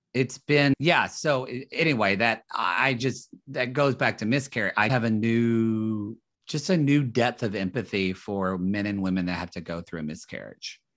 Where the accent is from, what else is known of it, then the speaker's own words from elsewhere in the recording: Southern Oklahoma, United States; moved away as an adult; also born or lived in Dallas, Texas; now in Los Angeles, United States; me in Oklahoma